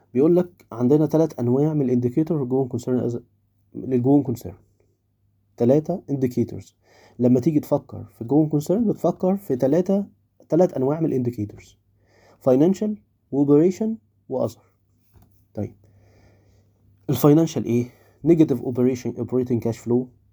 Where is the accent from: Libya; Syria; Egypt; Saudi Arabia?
Egypt; عندنا في مصر